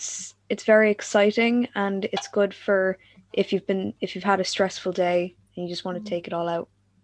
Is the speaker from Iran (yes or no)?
no; Kildare, Leinster, Ireland; I'm 12 and I'm from Kildare.